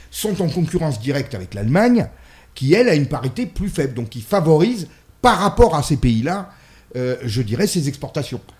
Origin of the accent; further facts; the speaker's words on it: Italy; Moi, je suis une, femme, je suis une mère, je suis une italienne et je suis chrétienne.